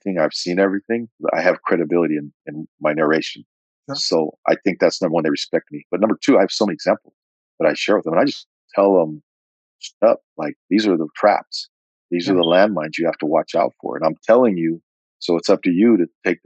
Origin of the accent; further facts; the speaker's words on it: California, United States; here I am from California